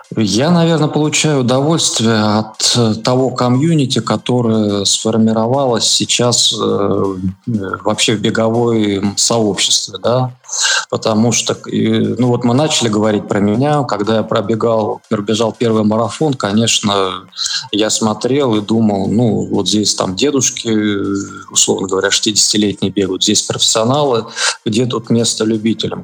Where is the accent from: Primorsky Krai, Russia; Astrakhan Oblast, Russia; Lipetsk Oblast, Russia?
Lipetsk Oblast, Russia; moved away as an adult; also born or lived in Saint Petersburg; я родом из Липецкой области